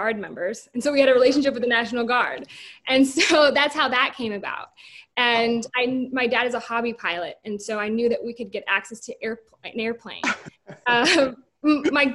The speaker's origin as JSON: {"language": "English", "region": "South Dakota", "country": "United States", "tie": "born or raised there", "moved": "yes", "said": "I'm originally from South Dakota"}